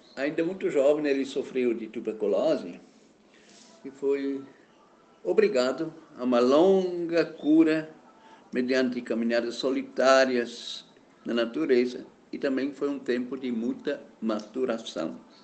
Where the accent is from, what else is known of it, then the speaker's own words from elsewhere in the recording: German-speaking Switzerland, Switzerland; now in Alagoinhas, Brazil; Nasci uma vez na Suíça, na parte alemã da Suíça.